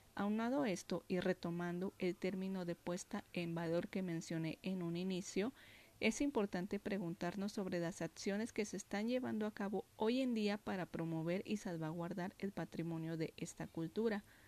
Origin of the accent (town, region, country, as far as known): Mexico